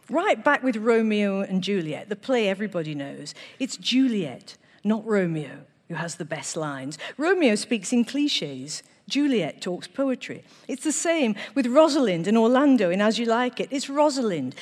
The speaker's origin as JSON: {"language": "English", "town": "Manchester", "region": "North West England", "country": "United Kingdom", "tie": "born or raised there", "said": "I was born in Manchester."}